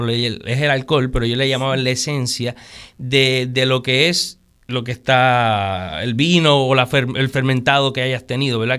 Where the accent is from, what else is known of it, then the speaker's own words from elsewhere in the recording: Puerto Rico; el amor por mi país, por mi, por mi tierra, ¿verdad? O sea, el sentirme puertorriqueño